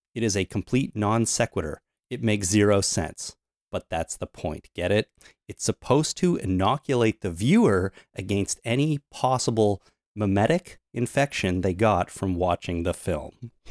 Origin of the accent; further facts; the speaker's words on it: Canada; since we grew up in Canada, we know a little bit of French.